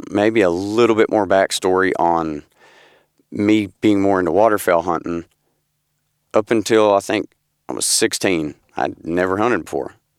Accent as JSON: {"language": "English", "town": "Paris", "region": "Tennessee", "country": "United States", "said": "I'm from Paris, Tennessee"}